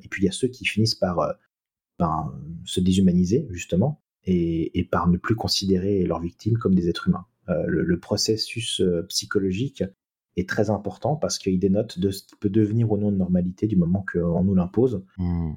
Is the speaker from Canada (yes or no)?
no; France; on est français